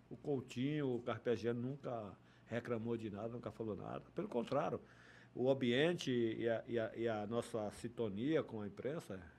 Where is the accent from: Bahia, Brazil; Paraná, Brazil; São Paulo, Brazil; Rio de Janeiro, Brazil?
Bahia, Brazil; Feira de Santana; Não, eu sou baiano. É baiano, nascido sou baiano. O, o, o, Flamengo chegou na minha vida desde, desde pequeno, cara. Eu, quando eu jogava bola no campo do Osso, em Feira de Santana